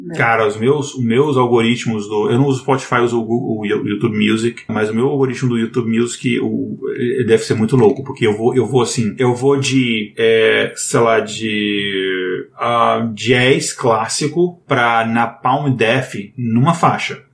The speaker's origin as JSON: {"language": "Portuguese", "country": "Brazil", "said": "a gente é brasileiro"}